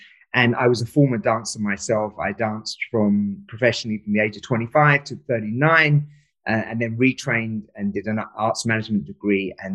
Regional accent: London, United Kingdom; also born or lived in Pakistan; We moved to London

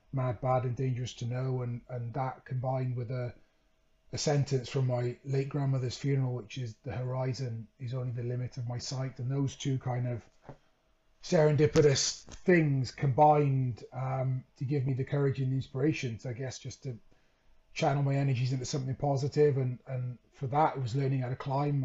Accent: Wales, United Kingdom; moved away as an adult; also born or lived in Leeds; growing up in Wales

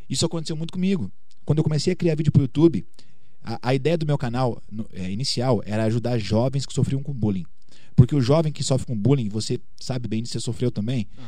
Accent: Curitiba, Paraná, Brazil; now in Belo Horizonte, Brazil; pô, vim lá de Curitiba, tô aqui em BH hoje

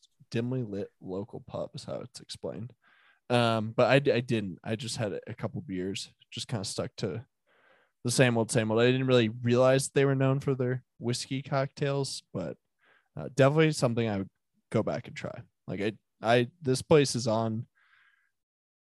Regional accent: Denver, Colorado, United States; it's where I'm born and raised in Denver, if that's the thing, was the Highlands.

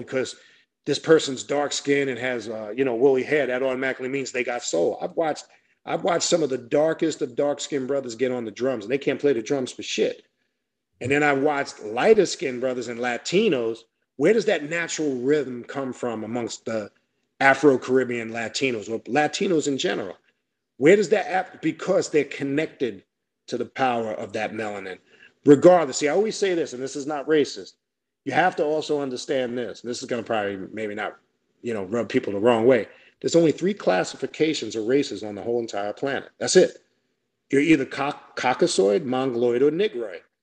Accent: New York, United States; moved away as an adult; now in South Florida, United States; I'm born and raised in New York. And when I came down here to South Florida, several years back

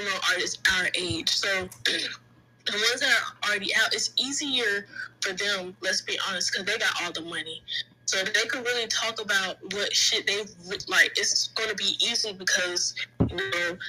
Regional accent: Jacksonville, Florida, United States; I'm from Jacksonville, Florida

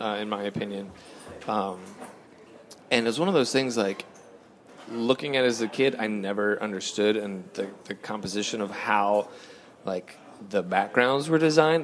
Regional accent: Fayetteville, North Carolina, United States; also born or lived in California; I was born out in California, but then real early on, I was maybe like eight, and we moved to, to Fayetteville, North Carolina

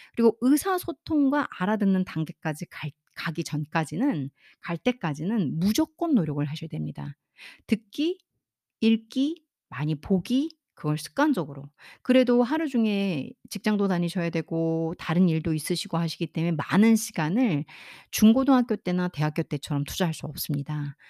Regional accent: South Korea; first language Korean

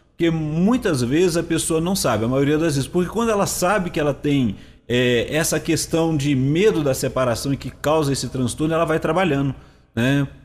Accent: Rio de Janeiro, Brazil; vim lá do interior do Rio

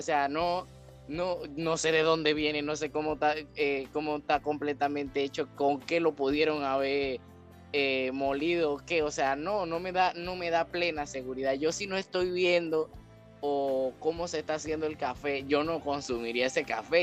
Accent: Panama; como panameño eh, debemos llevarnos

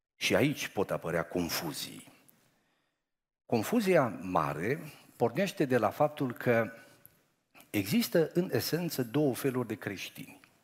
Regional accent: Romania; sunt român. Sunt creștin român

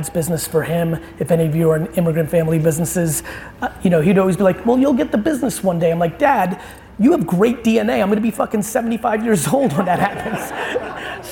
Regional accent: New Jersey, United States; also born or lived in Soviet Union; I moved to New Jersey in 1982 and grew up a really 1980s kid on the East Coast.

